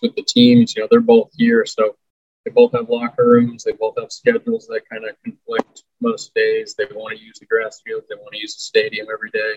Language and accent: English; Raleigh, North Carolina, United States; moved away as an adult; also born or lived in San Diego / Reno; I'm from Raleigh